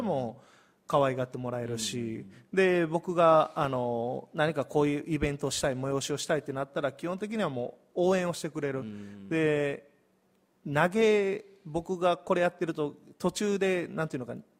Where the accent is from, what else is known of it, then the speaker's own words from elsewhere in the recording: Hirakata, Osaka, Japan; moved away as an adult; also born or lived in Hiroshima; now in Miyazu, Japan; 広島生まれの大阪育ちです